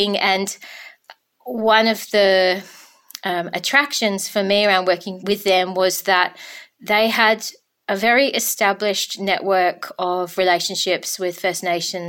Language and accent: English; Denmark, Western Australia, Australia; my hometown of Denmark, Kurrabatbilia.